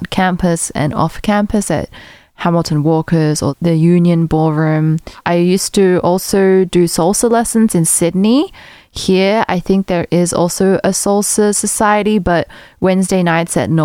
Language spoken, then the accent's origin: English; South Africa; moved away; also born or lived in Australia; When I was a kid, I grew up in South Africa.